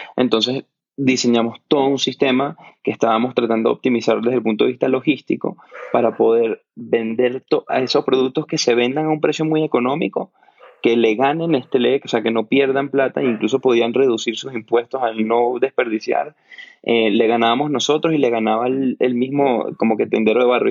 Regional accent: Venezuela; yo crecí en Venezuela, que es un país que vivimos un colapso económico

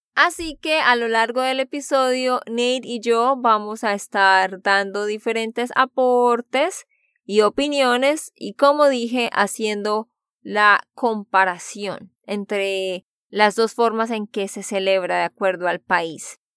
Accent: Santander, Colombia; de Santander, Colombia

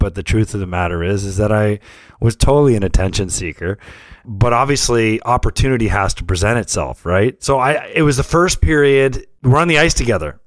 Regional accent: St. Catharines, Ontario, Canada; we grew up in Saint Catharines

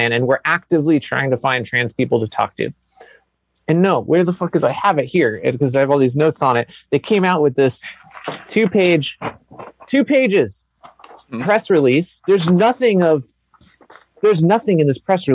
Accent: Texas, United States; I was born in the South, I was born in Texas

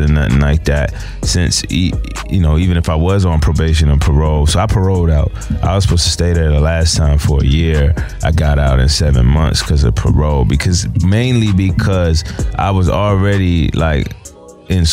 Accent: PG County, Maryland, United States; also born or lived in England; I'm from the DMV, PG County, Maryland

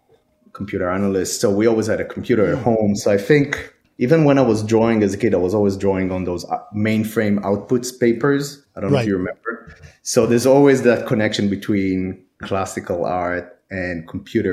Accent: Israel; moved away; I'm actually from Israel, so I went to school over there.

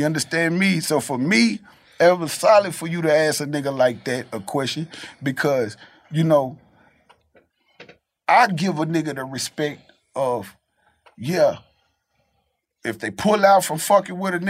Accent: the South, United States; I'm from the South

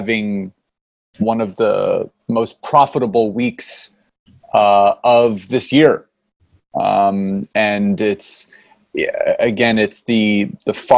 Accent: Philadelphia, Pennsylvania, United States; now in Marlton, United States; So born and raised in Philadelphia, Pennsylvania, now live in Southern New Jersey in Marlton

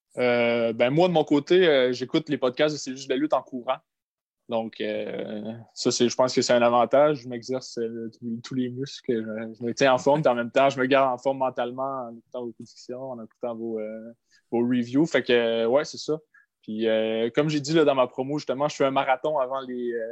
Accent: Gaspésie, Quebec, Canada; je viens de la Gaspésie, fait que la caissière à l'épicerie, elle me reconnaît

